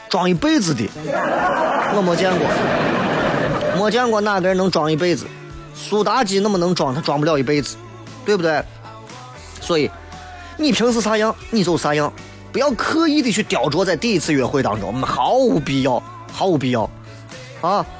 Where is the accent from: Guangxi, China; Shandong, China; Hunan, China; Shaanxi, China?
Shaanxi, China; 我们陕西有句俗话啊